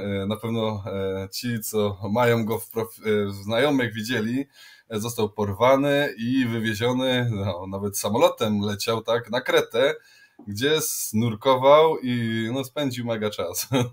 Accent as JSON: {"language": "Polish", "region": "Silesian Voivodeship", "country": "Poland", "accent": "Silesian", "said": "mówiliśmy do siebie jak najwięcej po śląsku"}